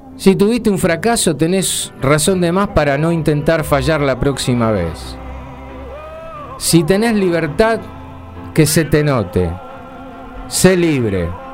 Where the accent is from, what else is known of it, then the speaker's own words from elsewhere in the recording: Argentina; nosotros los argentinos